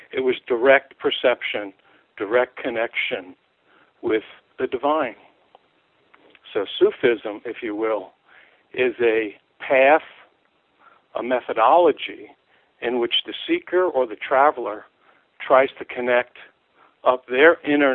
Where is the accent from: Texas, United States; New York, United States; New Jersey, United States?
New York, United States; New York City; I grew up in New York City in Manhattan.